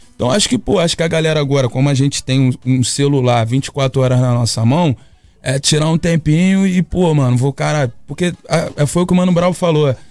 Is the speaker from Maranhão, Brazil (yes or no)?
no; Niterói, Rio de Janeiro, Brazil; eu venho de Niterói, pô, até de uma área que tem praia também, mas era um pouquinho afastado do centro de tudo